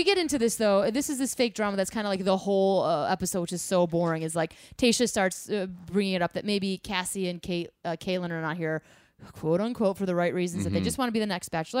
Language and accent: English; Midwest, United States; I'm from the Midwest